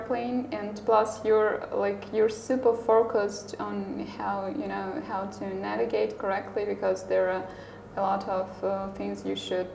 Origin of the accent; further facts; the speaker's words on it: Belarus; here in my home country